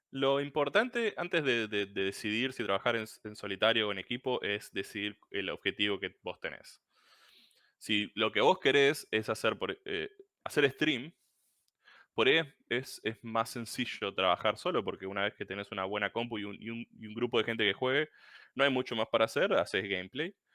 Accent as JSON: {"language": "Spanish", "town": "Puerto Madryn", "region": "Chubut", "country": "Argentina", "said": "soy de Chubut, Puerto Madryn, un, pueblito bien perdido por el sur de la Patagonia"}